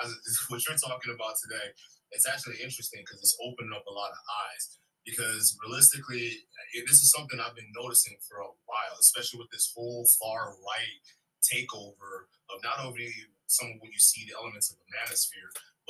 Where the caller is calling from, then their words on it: Wisconsin, United States; from Wisconsin.